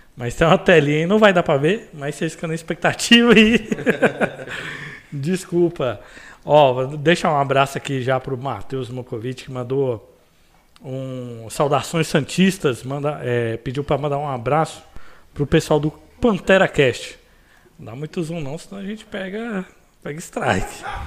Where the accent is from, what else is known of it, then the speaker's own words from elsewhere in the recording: Goiânia, Goiás, Brazil; Praça Boa Ventura, um lugar onde eu fui criado e nascido